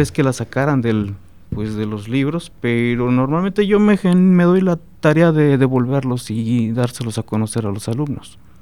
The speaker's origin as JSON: {"language": "Spanish", "region": "San Luis Potosí", "country": "Mexico", "tie": "born or raised there", "also_born_or_lived": "Guadalajara / Guerrero", "moved": "as an adult", "lives_now": "Celaya, Mexico", "said": "yo soy este originario de San Luis Potosí. Eh, allá estudié, egresé de la Universidad Autónoma de San Luis Potosí"}